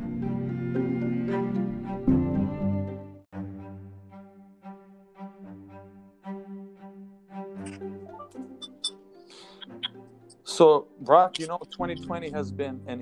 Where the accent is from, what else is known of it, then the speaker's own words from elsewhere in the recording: Serbia; moved away; I grew up in Serbia, which is a country bordering Croatia.